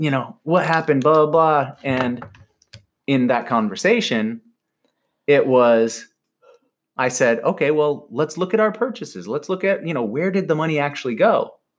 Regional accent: Michigan, United States; now in Carlsbad, United States; growing up in Michigan

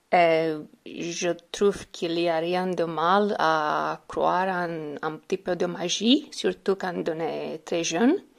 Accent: Romania; French is a second language; Je suis originaire de Roumanie

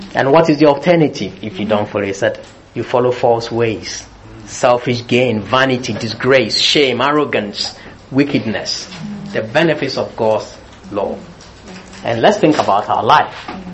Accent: Ghana; moved away; also born or lived in United Kingdom; I was born in Britain. I was raised in Ghana

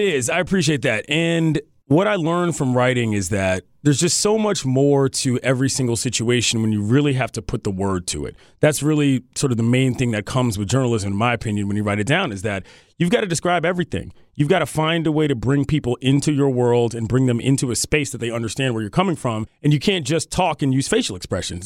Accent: Washington, District of Columbia, United States; born or raised there

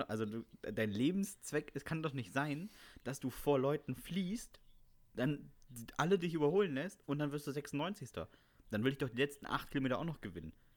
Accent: Northern Germany, Germany; Ich bin als Norddeutscher

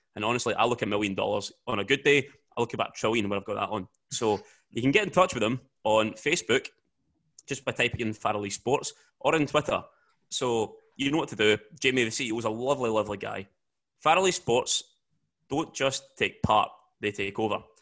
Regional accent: Glasgow, Scotland, United Kingdom; growing up in Glasgow

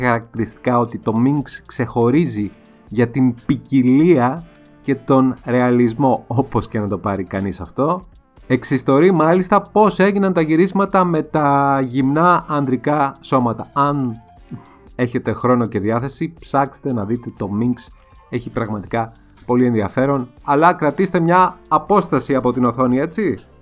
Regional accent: Greece; ως Έλληνες

